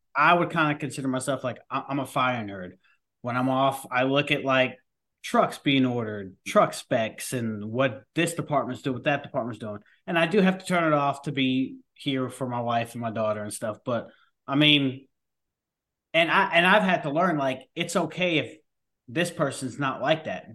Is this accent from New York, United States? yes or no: yes; New York, United States; I am a New Yorker